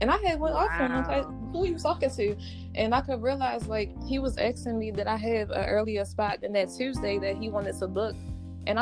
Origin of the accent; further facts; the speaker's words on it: Baltimore, Maryland, United States; I'm from Baltimore